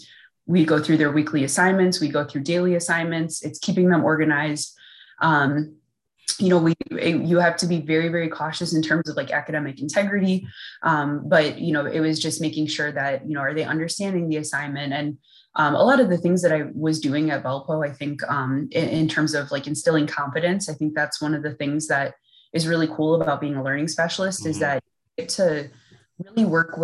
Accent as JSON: {"language": "English", "region": "Midwest", "country": "United States", "said": "one of the things I think they were looking at was that I'm from the Midwest."}